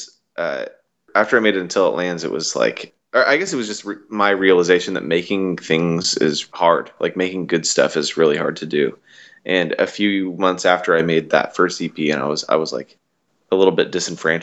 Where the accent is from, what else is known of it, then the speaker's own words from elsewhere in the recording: Washington, United States; I'm from Washington State